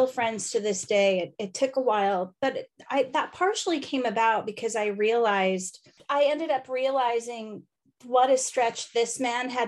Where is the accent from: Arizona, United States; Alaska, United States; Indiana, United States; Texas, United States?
Indiana, United States; accent: American; moved away as an adult; also born or lived in Los Angeles / New York City / Arctic Sweden; I am an American lady from Indiana who lived in LA and New York.